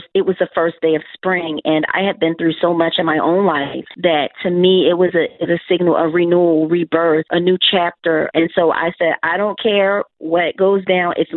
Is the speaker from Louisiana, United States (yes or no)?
no; Philadelphia, Pennsylvania, United States; I'm from Philly